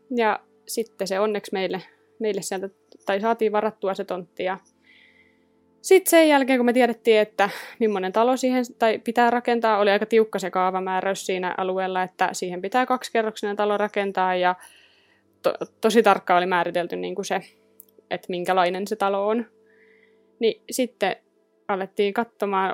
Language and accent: Finnish; Rauma, Satakunta, Finland; moved away; mä oon Raumalta kotosi